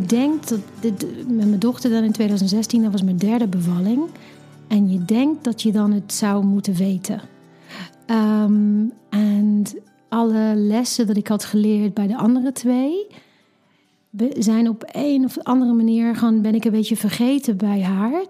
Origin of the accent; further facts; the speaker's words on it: England, United Kingdom; Dutch is a second language; moved away as an adult; now in Netherlands; En ik kom oorspronkelijk uit Engeland, woon nu 15, bijna 16 jaar in Nederland